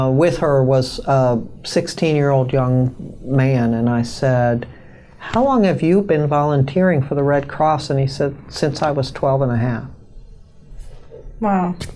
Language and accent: English; United States; also born or lived in New York, United States / Chicago, United States; I grew up in New outside of New York City